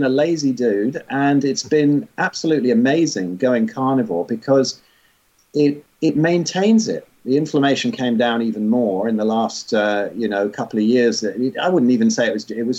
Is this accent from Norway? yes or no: no; England, United Kingdom; I was born in 62 in England and ended up here up north